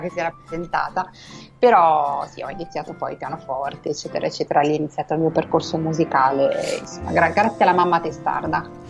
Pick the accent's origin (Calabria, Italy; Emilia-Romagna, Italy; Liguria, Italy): Emilia-Romagna, Italy; Borgonovo Val Tidone; now in Madrid, Spain; sono originaria di Piace, della provincia di Piacenza, si chiama Borgonovo Valtidone, questo piccolo paesino di 6.000 anime